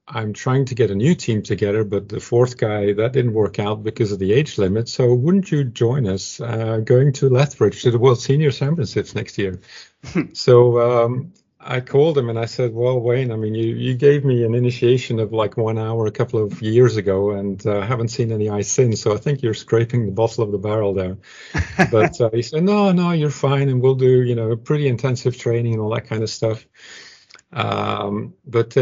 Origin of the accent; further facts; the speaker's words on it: Antwerp, Flanders, Belgium; I was born in a town of about 70,000 people called Deurne, which is just on the southeast perimeter of Antwerp